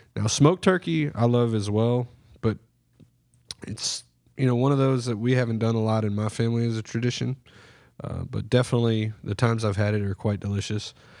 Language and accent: English; Surfside, United States; Growing up, you know, we grew up in Surfside